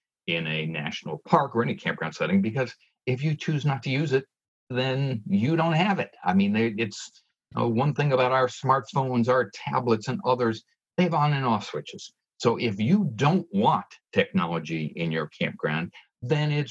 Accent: Northeast, United States; I grew up in the Northeast

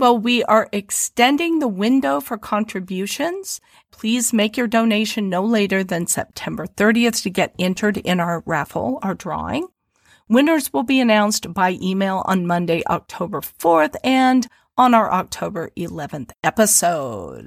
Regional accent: Midwest, United States; accent: Midwest, twangier; they will pick up on the Midwest in my accent.

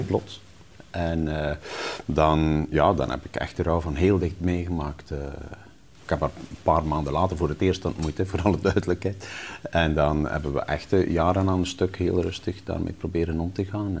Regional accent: West Flanders, Belgium; moved away; also born or lived in Ghent; ik zat in Gent op school, ik kwam uit West-Vlaanderen

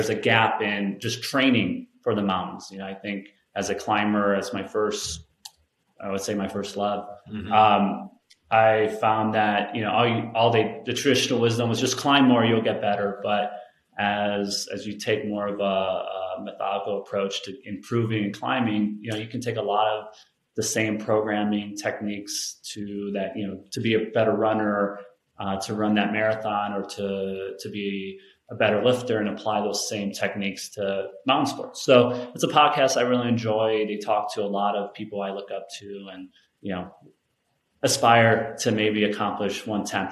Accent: Chicago, Illinois, United States; now in Colorado, United States; I born and raised in Chicago

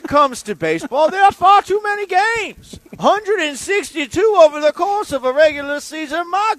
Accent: Mississippi, United States; I'm from Mississippi, and in Mississippi we don't have baseball.

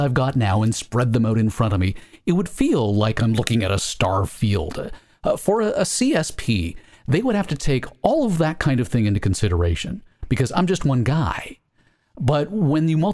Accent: Canada; as a Canadian

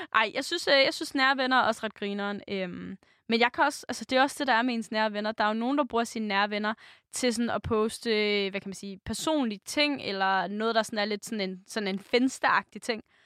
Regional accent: Denmark; vi som danskere, som folk

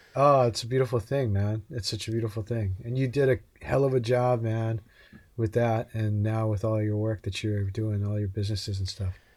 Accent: Hawaii, United States; I grew up in Hawaii

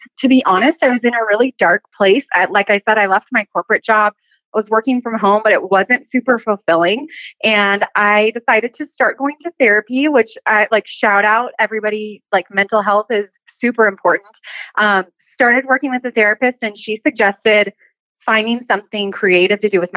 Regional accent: Southern California, United States; moved away as an adult; now in Northwest Montana, United States; originally I'm from Southern California, born and raised.

